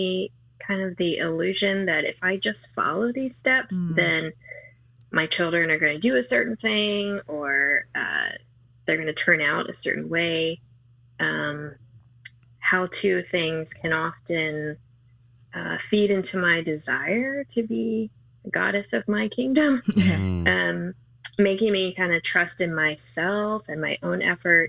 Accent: D.C., Maryland, United States; now in Atlanta, United States; I grew up in Maryland, outside of Washington, D.C.

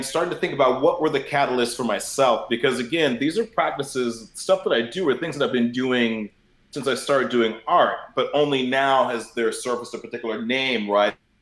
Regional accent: Bay Area, California, United States; moved away as an adult; also born or lived in Chicago; growing up in the Bay Area

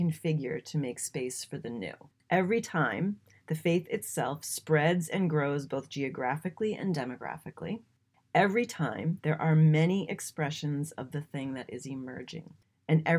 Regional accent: New England, United States; I grew up in New England.

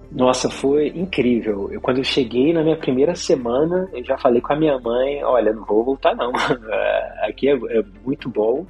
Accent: Rio de Janeiro, Brazil; moved away as an adult; also born or lived in Poland; now in Netherlands; eu nasci no, no Rio de Janeiro

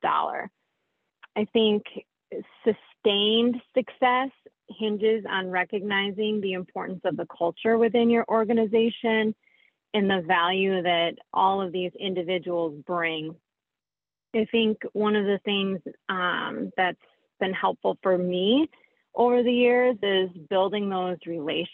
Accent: Michigan, United States; also born or lived in Nebraska; now in New Lenox, United States; I grew up in Michigan

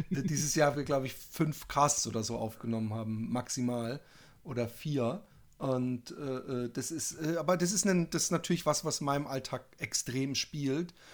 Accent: Styria, Austria; Ja. Ich bin ja auch Steirer

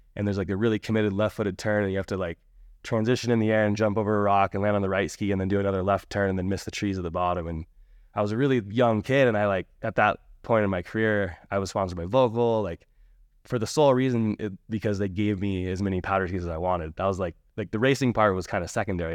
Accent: Alpine Meadows, California, United States; I grew up in Alpine Meadows, uh, just outside of Tahoe City

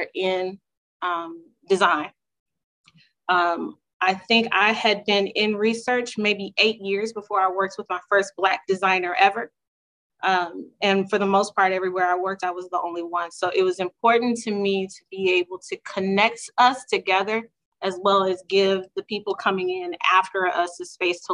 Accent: Houston, Texas, United States; also born or lived in Dallas, Texas; I'm originally from Houston

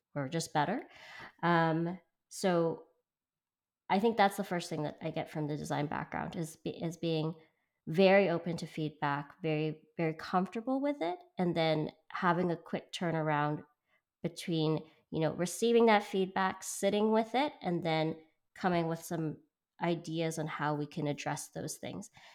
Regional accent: Vancouver, British Columbia, Canada; moved away; also born or lived in Hong Kong; so I'm from Hong Kong and I grew up in Vancouver

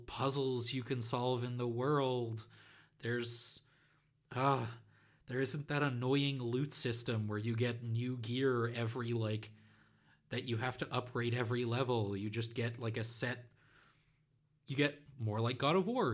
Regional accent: Netherlands; my home country of the Netherlands

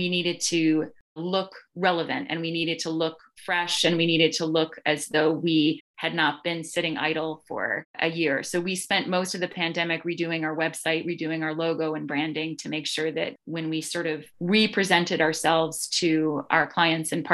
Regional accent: Connecticut, United States; now in Boston, United States; my hometown, which is Connecticut, but I live in Jamaica Plain. I've been Boston-based since 1998

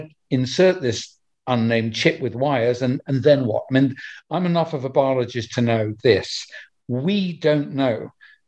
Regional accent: United Kingdom; my home country of UK

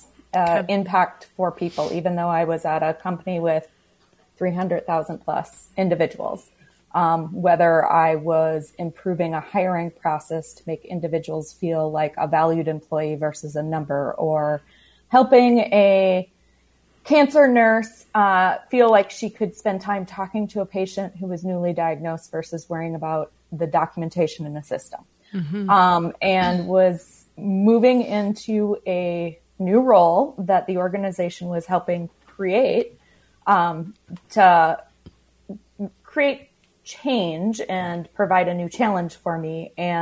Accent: La Crosse, Wisconsin, United States; moved away as an adult; now in Minneapolis, United States; I grew up in La Crosse, Wisconsin, but crossed the border for college and have stayed here in Minnesota

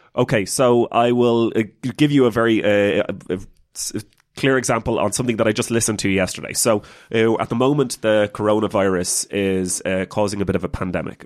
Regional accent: Ireland; as an Irish person

